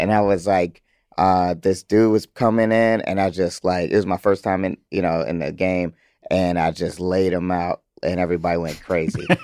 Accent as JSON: {"language": "English", "town": "Atlanta", "region": "Georgia", "country": "United States", "said": "I'm from Atlanta."}